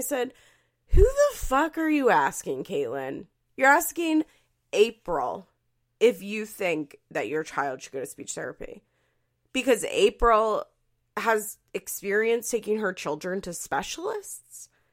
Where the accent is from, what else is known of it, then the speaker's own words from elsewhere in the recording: Philadelphia, Pennsylvania, United States; accent: Philadelphia; my Philadelphia accent